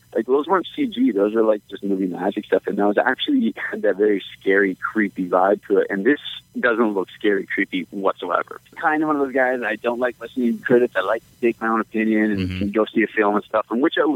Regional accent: Canada; I'm Canadian

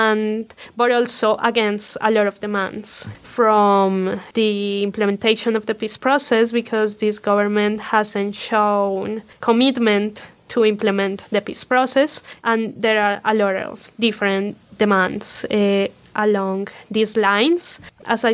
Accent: Colombia; moved away as an adult; now in Indiana, United States; I'm from Colombia. When I lived in Colombia, I worked in an NGO of human rights called De Justicia

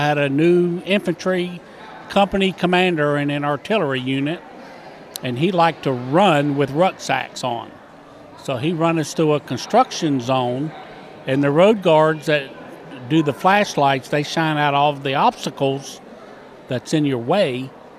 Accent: Crescent City, Florida, United States; moved away as an adult; In my hometown, you have a big choice of cutting ferns, picking oranges, and that's about it. There's no real way out of Crescent City. So I joined the Army to get out and get on my own.

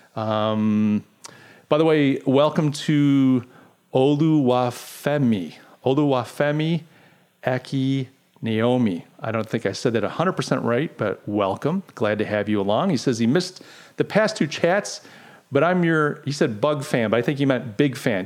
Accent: Rochester, New York, United States; moved away; Brian and I grew up in Buffalo Bills country in Rochester, New York

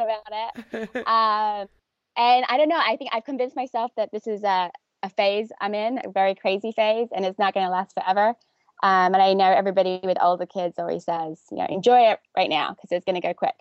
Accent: London, United Kingdom; moved away as an adult; also born or lived in New York; growing up in North London with not a lot of, not a big family

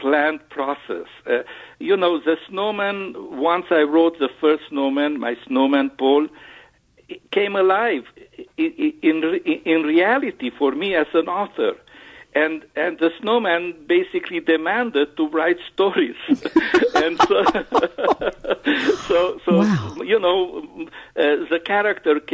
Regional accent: Transylvania, Romania; moved away; I was born in Transylvania, which is in Romania, bordering with Hungary in the Carpathian Mountains.

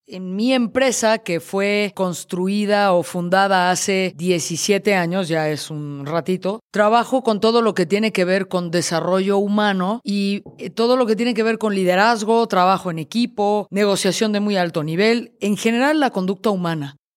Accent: Mexico City, Mexico; Oriundo, originario, de la Ciudad de México

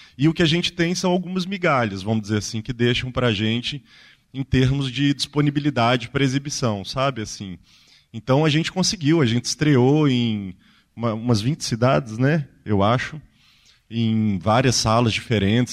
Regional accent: Ouro Preto, Minas Gerais, Brazil; eu sou de Ouro Preto

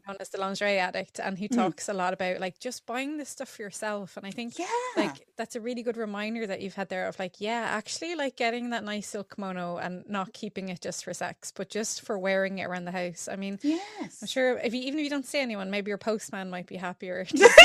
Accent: Ireland; now in London, United Kingdom; growing up in Ireland, we had a whole thing called Catholic guilt

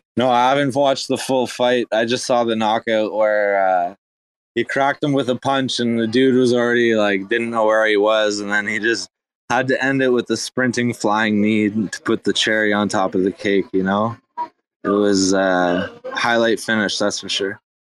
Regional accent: Canada; I'm half Irish, half German, and uh, Caucasian from Canada

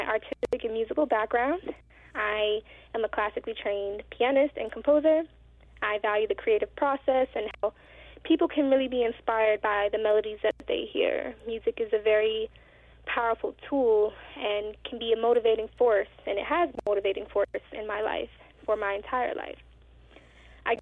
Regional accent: Prince George's County, Maryland, United States; I was born and raised in Prince George's County, Maryland.

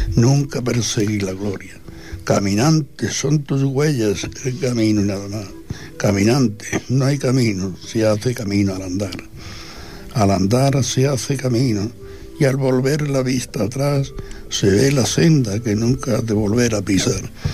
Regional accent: Spain; todos somos españoles

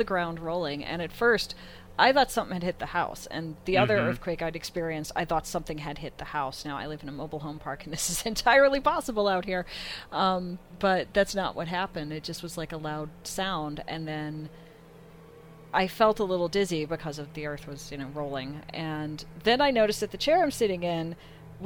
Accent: the Midwest near Chicago, United States; now in California, United States; I grew up in the Midwest near Chicago.

